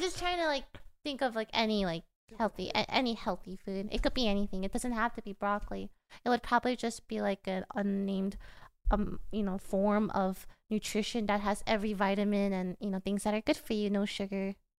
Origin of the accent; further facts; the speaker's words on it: South Korea; now in United States; I'm from South Korea